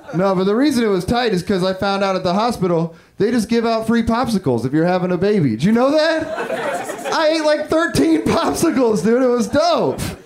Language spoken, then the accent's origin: English; Humboldt County, Northern California, United States; I'm from Northern California. I'm from Humboldt County